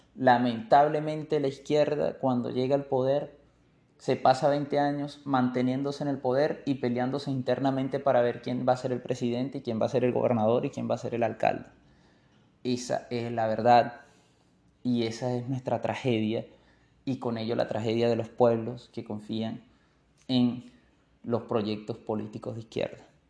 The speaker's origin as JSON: {"language": "Spanish", "town": "Maracaibo", "region": "Zulia", "country": "Venezuela", "said": "Maracaibo, en el Zulia, un estado de Venezuela en donde tenemos una manera de hablar muy particular."}